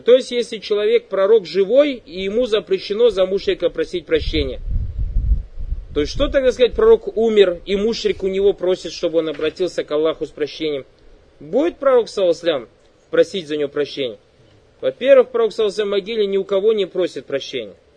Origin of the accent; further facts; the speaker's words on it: Kazakhstan; я оказался татарным из Казахстана